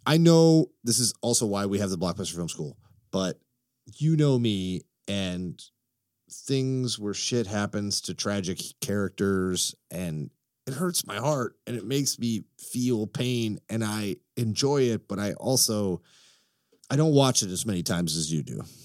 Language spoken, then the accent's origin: English; Chicago, Illinois, United States; also born or lived in Florida; I am a Chicagoan.